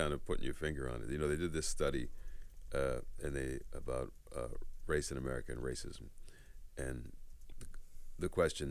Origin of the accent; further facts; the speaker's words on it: United States; I'm Canadian and American, but I grew up in the U.S.